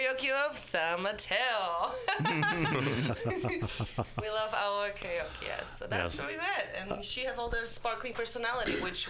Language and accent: English; Poland; English is a second language; moved away as an adult; now in United States; I'm from Poland.